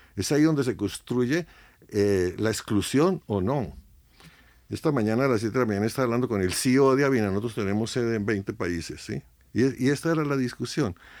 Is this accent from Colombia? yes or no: yes; Colombia; Colombia, dicen 50 años, Yo tengo 76 y desde que nací estoy viendo esta locura